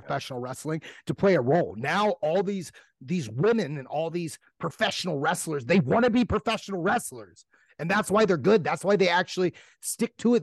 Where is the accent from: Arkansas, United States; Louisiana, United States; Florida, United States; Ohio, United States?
Ohio, United States; I'm from Ohio. We got a different a, a whole different jargon over here